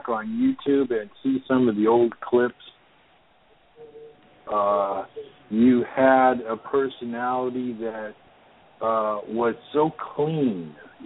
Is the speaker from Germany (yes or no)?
no; Las Vegas, Nevada, United States; now in Sacramento, United States; I grew up in Vegas. We moved there in 1966 when everything was in black and white